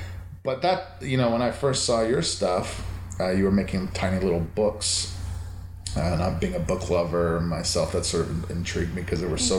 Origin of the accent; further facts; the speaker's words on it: Canada; I grew up in Canada.